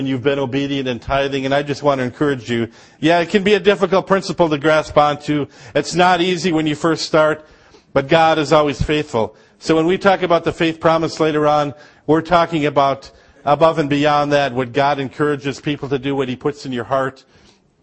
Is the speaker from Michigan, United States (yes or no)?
yes; Upper Peninsula of Michigan, United States; now in Georgia; I grew up in Upper Michigan